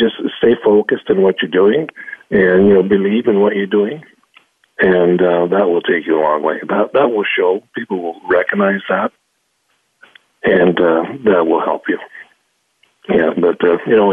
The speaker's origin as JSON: {"language": "English", "town": "Powell River", "region": "British Columbia", "country": "Canada", "tie": "born or raised there", "said": "I grew up in Powell River, BC."}